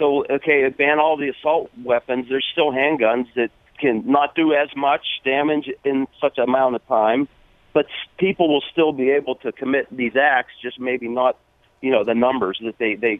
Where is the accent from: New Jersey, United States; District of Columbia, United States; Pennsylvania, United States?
Pennsylvania, United States; Pittsburgh; born or raised there; moved away as an adult; also born or lived in Austin, Texas; now in Canyon Country, United States